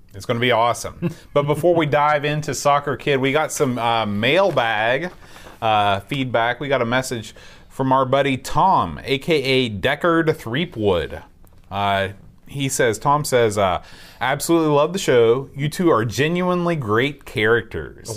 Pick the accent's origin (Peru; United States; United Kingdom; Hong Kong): United Kingdom; Sheffield, Yorkshire and the Humber; moved away; the Steel City. my hometown in England